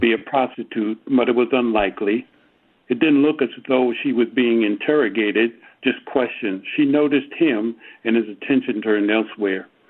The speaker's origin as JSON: {"language": "English", "town": "New York City", "region": "New York", "country": "United States", "tie": "born or raised there", "moved": "yes", "said": "growing up in New York City"}